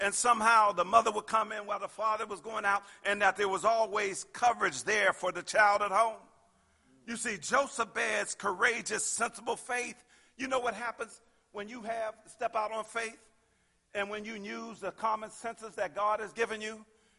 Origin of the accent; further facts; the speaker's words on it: Pittsburgh, Pennsylvania, United States; I grew up in Pittsburgh and everybody worked for the steel mills, amen.